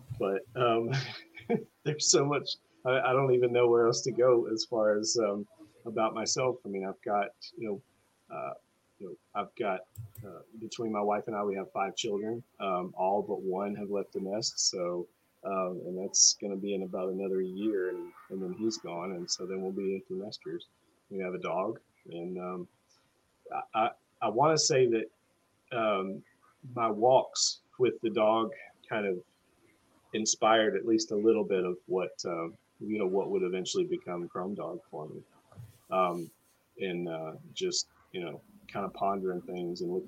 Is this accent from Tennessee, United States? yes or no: yes; Tennessee, United States; also born or lived in Mountain Home Air Force Base, Idaho / Augusta, Georgia; I grew up in Tennessee